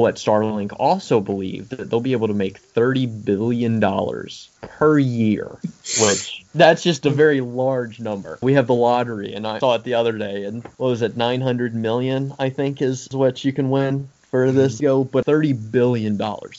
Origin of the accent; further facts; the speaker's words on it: Tennessee, United States; I'm from Tennessee